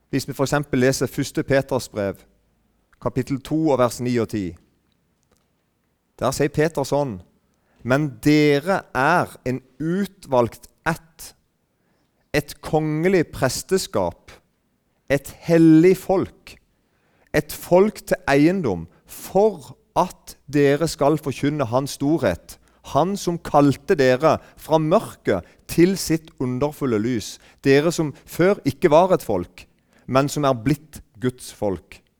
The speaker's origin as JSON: {"language": "Norwegian", "region": "Southern Norway", "country": "Norway", "said": "Men da, da vet ikke hvordan vi er sørlendinger. Kristne sørlendinger"}